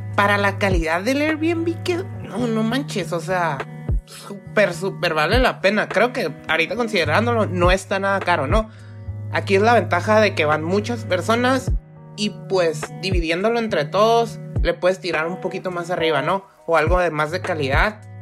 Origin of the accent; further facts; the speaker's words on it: Mexico; somos los únicos mexicanos aquí sentados en el restaurante